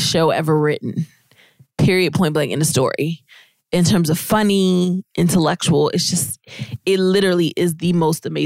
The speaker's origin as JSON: {"language": "English", "town": "Virginia Beach", "region": "Virginia", "country": "United States", "tie": "born or raised there", "also_born_or_lived": "Maryland", "said": "I grew up in Virginia Beach."}